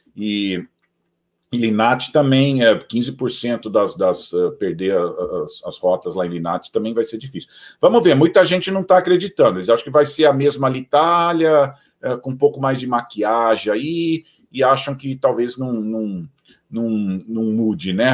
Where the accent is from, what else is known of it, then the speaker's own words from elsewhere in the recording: São Paulo, Brazil; now in Atlanta, United States; eu sou, eu sou de São Paulo